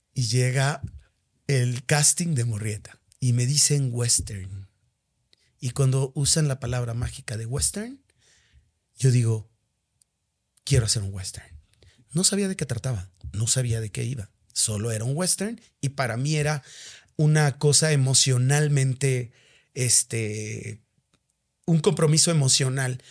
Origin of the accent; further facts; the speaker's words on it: Mexico; soy mexicano y porque amo mi país